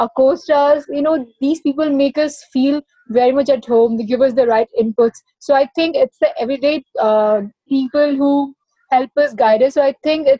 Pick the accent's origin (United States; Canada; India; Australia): India; Odisha; now in Mumbai, India; I was growing up in Orissa